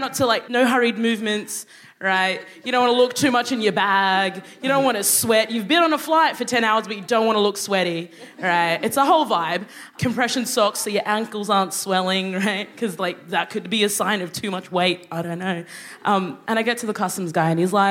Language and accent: English; Brisbane, Queensland, Australia; moved away; also born or lived in Sudan; I grew up in Australia.